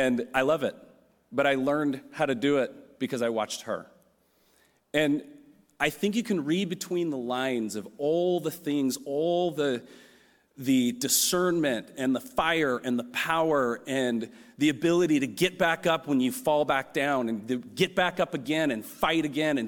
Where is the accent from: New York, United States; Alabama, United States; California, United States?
California, United States; San Francisco; I'm from San Francisco. I'm a third generation Californian